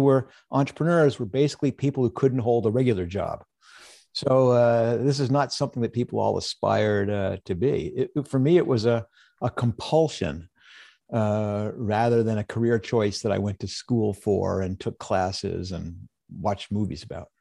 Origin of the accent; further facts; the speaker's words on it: United States; I was born in the United States during a time of peace